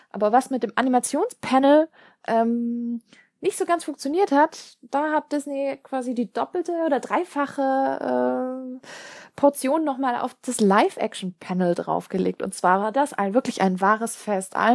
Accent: Stuttgart, Baden-Württemberg, Germany; TGW, ja, äh, ich komme aus Stuttgart, da ist der TGW, glaube ich, die äh, beste Lösung.

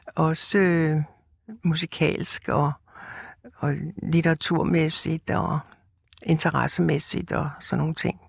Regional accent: Rødovre, Capital Region of Denmark, Denmark; jeg er opvokset ude i Rødovre, som er en forstad til København

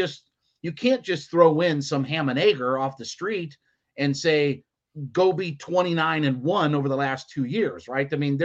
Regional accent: Ohio, United States; moved away; I'm from Ohio originally

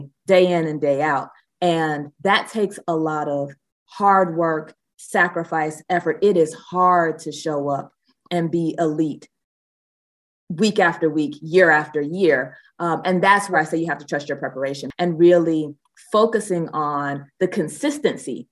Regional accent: Athens, Georgia, United States; Athens is also my hometown

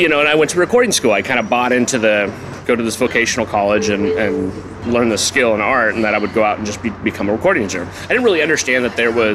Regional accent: Manteca, California, United States; also born or lived in Dinuba, California; I grew up in Manteca, California

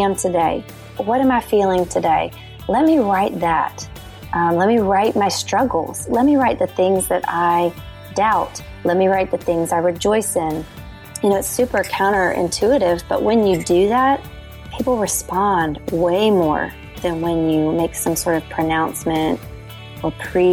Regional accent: the South, United States; now in Nashville, United States; I was raised in the South and in church

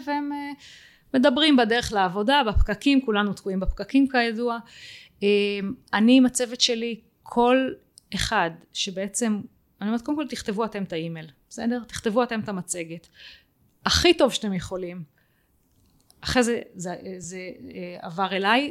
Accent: Israel; אנחנו כישראלים

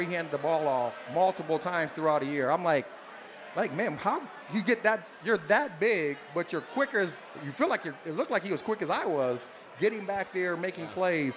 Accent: Fort Wayne, Indiana, United States; my hometown of Fort Wayne, Indiana

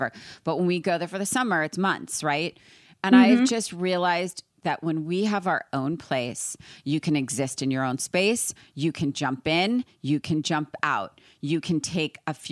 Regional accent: New York, United States; now in California, United States; I'm from New York

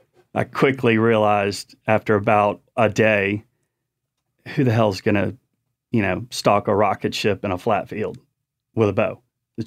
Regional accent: Chesapeake Bay, United States; So I grew up on the Chesapeake Bay, and so saltwater fishing, Chesapeake Bay, Outer Banks, hunting in Virginia, North Carolina, and Tennessee.

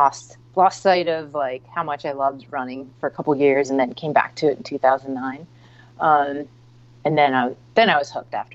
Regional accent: West Chester, Pennsylvania, United States; moved away as an adult; also born or lived in Brooklyn, New York; I grew up in Westchester, Pennsylvania

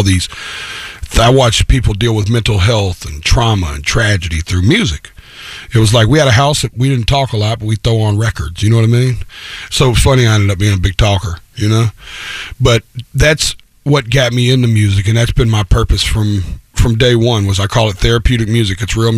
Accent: Antioch, Tennessee, United States; I was born in Antioch, which is a little town right outside of Nashville, you know, 20, 30 minutes on the outskirts of town.

